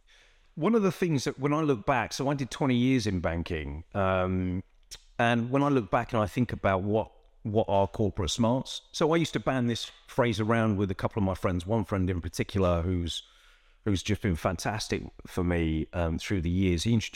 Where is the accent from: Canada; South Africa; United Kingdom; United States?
United Kingdom; London; I grew up in Northwest London. There were bits of where we lived where you needed street smarts.